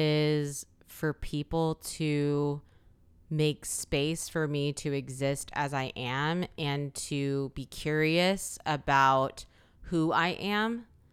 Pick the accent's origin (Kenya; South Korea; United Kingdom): South Korea; born there; I have Korean parents or that I was born in Korea or that I speak Korean.